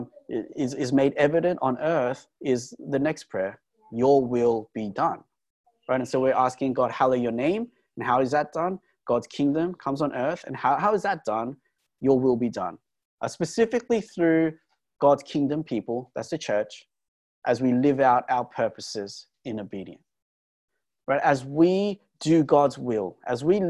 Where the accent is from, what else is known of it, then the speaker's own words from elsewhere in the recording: Australia; we're Australian